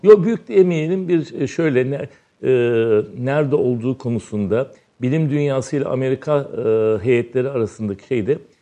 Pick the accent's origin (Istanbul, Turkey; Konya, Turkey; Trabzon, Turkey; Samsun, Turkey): Istanbul, Turkey; also born or lived in Izmir; tarihsel yarımada doğduğum yer. E, avrat taşı dedikleri Arkadius sütununun hemen iki sokak ilerisinde Haseki'nin tam başlangıcında iki katlı bir ahşap evde dünyaya geliyorum.